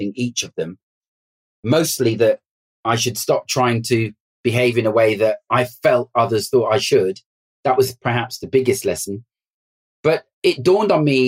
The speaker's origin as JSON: {"language": "English", "region": "London", "country": "United Kingdom", "tie": "born or raised there", "said": "I grew up in West London"}